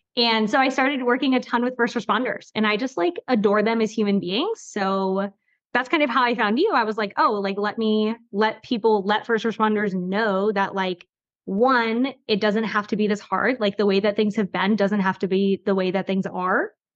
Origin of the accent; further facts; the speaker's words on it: Florida, United States; now in North Carolina, United States; I grew up in Florida